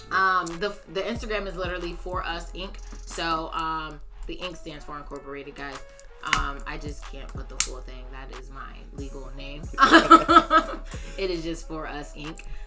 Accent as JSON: {"language": "English", "town": "Bloomfield", "country": "United States", "tie": "born or raised there", "said": "I grew up in Bloomfield and I love Bloomfield"}